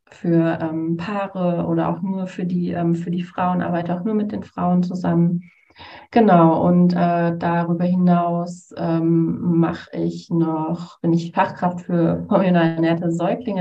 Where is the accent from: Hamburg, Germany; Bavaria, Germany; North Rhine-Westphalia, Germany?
North Rhine-Westphalia, Germany; Essen; ich komme äh, tatsächlich auch aus Essen